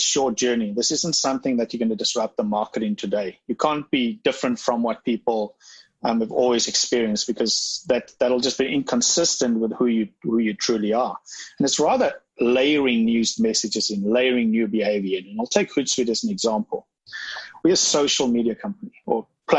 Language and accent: English; South Africa; I'm from South Africa.